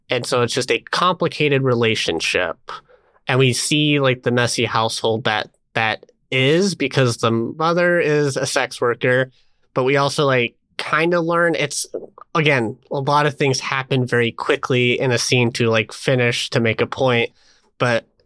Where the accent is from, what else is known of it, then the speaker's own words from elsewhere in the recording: United States; I mean, I am an American, and I was just like, is Oakland really that that far?